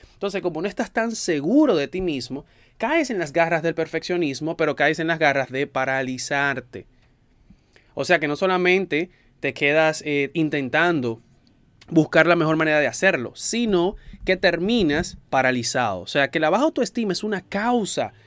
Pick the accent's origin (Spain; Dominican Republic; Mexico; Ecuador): Dominican Republic; en mi país, en República Dominicana